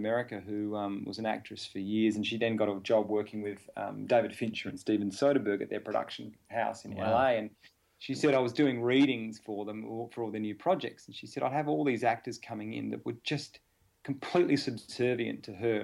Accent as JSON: {"language": "English", "town": "Adelaide", "region": "South Australia", "country": "Australia", "said": "I came from Adelaide, small town"}